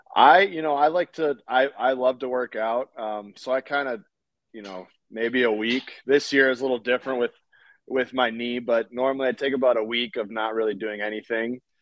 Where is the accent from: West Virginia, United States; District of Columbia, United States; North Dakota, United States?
North Dakota, United States; I'm from North Dakota